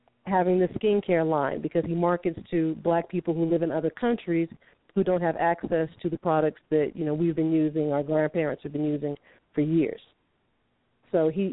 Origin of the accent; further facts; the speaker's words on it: California, United States; also born or lived in Long Beach, California; I'm from California